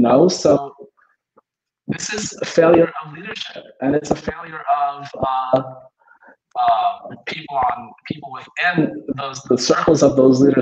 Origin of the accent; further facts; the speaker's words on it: New York, United States; although I am a Democrat from New York